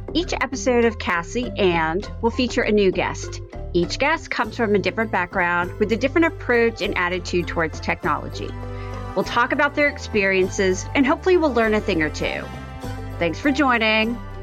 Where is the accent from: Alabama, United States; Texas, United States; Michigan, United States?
Texas, United States; moved away as an adult; also born or lived in New Orleans, Louisiana / Washington, D.C. area; I'm from Texas, I'm a native Texan from a very small town.